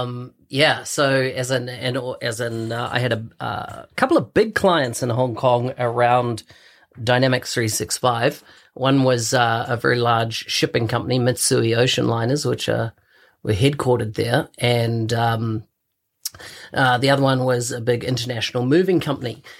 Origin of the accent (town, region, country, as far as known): New Zealand; born or raised there